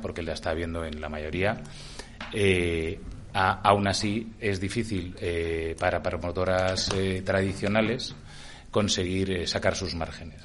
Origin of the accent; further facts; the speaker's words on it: Burgos, Castile and León, Spain; now in Madrid, Spain; soy burgalés y de familia de León